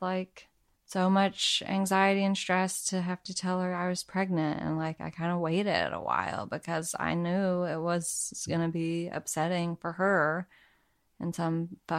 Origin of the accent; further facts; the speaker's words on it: Arkansas, United States; I'm from Arkansas, so my mom has an accent.